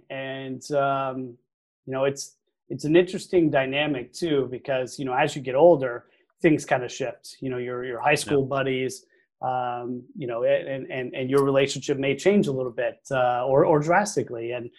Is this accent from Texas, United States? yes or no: yes; Arlington, Texas, United States; Oh yeah, I grew up in Arlington, Texas.